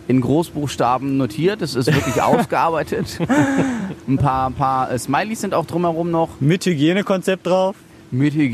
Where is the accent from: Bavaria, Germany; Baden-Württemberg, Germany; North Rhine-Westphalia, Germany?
North Rhine-Westphalia, Germany; Essen; ich komme aus Essen.